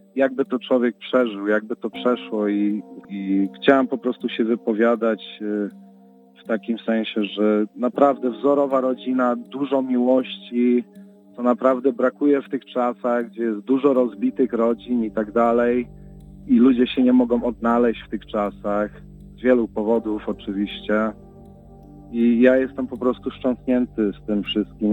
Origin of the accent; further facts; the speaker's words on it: Chicago, Illinois, United States; wychowaliśmy się na Jackowie jako dzieci